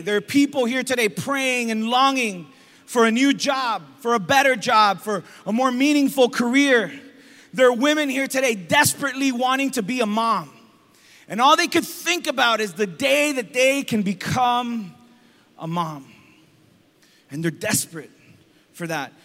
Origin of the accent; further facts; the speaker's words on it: Hialeah, Florida, United States; growing up in Hialeah